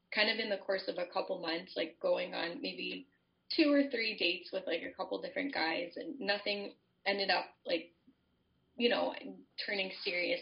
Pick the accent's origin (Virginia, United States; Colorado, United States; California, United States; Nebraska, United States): Colorado, United States; moved away as an adult; now in Winona, United States; I am originally from Colorado, but my husband and I got called back to live in Winona